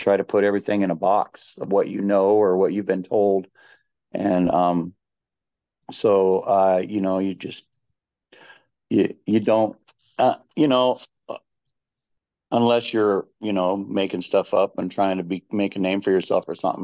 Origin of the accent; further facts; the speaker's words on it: Lake County, Northern California, United States; I'm from Lake County in Northern California.